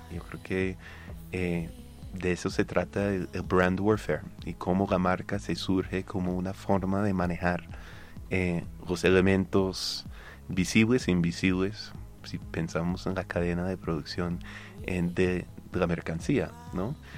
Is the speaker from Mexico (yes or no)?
no; United States; accent: North American; Spanish is a second language; moved away as an adult; now in Colombia; como se puede notar mi acento, soy norteamericano